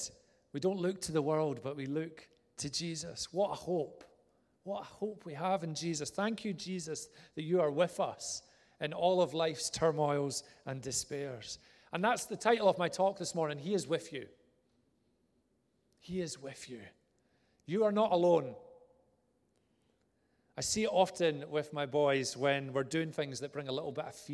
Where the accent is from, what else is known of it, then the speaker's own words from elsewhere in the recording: Vale of Leven, Scotland, United Kingdom; also born or lived in Inverness; of my child years were spent in a place called Vale of Leven near Loch Lomond